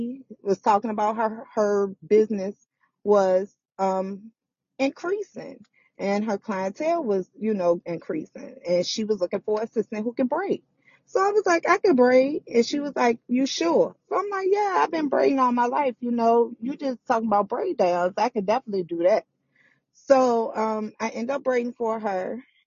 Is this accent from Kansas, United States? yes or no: no; Richmond, Virginia, United States; I'm from Richmond, Virginia. I was born and raised on the South Side